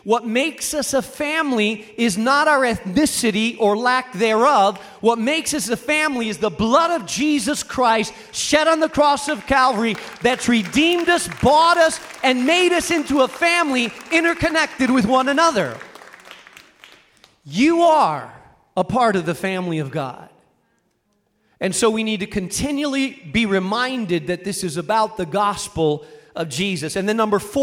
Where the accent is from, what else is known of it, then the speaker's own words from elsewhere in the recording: Rubena, Castile and León, Spain; moved away; I grew up in Spain in a small town in northern Spain called Rubena